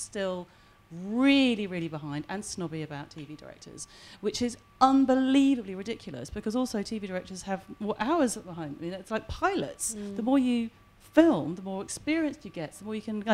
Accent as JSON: {"language": "English", "region": "England", "country": "United Kingdom", "tie": "born or raised there", "moved": "as an adult", "lives_now": "Wales", "said": "obviously I was born and brought up in England, but, you know, two Welsh parents moved back here"}